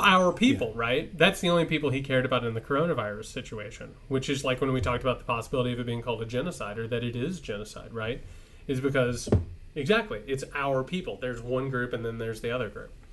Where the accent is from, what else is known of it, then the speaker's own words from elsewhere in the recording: Indiana, United States; I'm from Indiana.